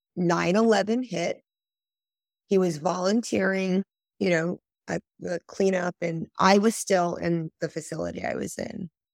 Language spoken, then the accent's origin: English; Northeast, United States; moved away as an adult; now in Fort Myers, United States; I grew up in the Northeast